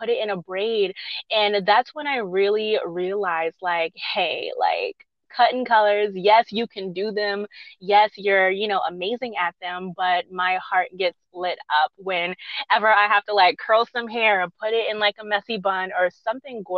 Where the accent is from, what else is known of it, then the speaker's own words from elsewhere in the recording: Charleston, South Carolina, United States; my hometown back in Charleston